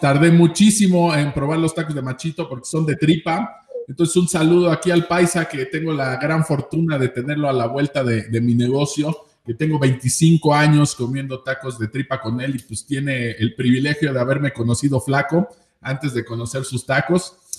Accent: central Mexico, Mexico; en el centro del país, específicamente pues aquí en mi rancho, en mi pueblo

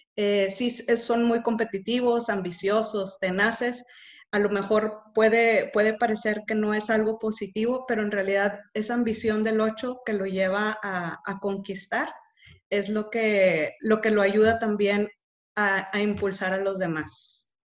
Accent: Monterrey, Nuevo León, Mexico; Soy de Monterrey

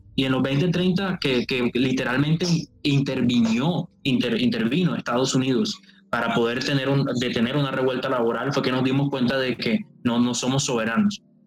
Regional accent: Colombian Caribbean coast, Colombia; un cartagenero, o sea, costeño, más o menos así como yo

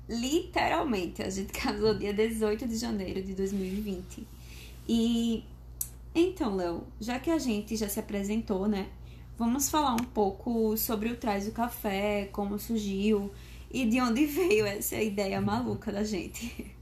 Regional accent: Maceió, Alagoas, Brazil; sou natural de Maceió, Alagoas, formada em fisioterapia

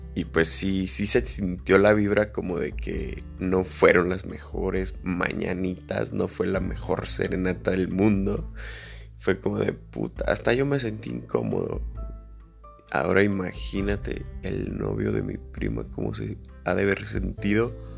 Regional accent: Mexico; todos los que somos de México

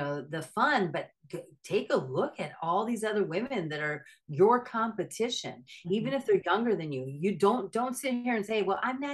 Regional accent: Minnesota, United States; I'm from Minnesota.

